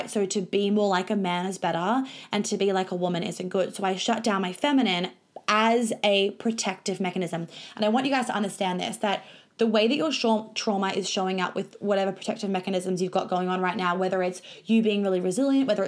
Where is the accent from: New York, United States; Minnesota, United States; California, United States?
New York, United States; also born or lived in Sydney / Melbourne; now in Australia; I grew up in New York. We moved to Sydney. I went to a private school in Sydney. We moved to Melbourne. I went to a private school in Melbourne.